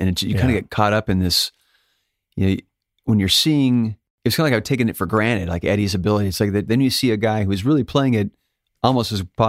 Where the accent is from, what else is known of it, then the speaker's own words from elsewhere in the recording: Alaska, United States; I guess I was born in Alaska, but born and raised in a little town outside of Fairbanks, which is Fairbanks is the second largest city in Alaska.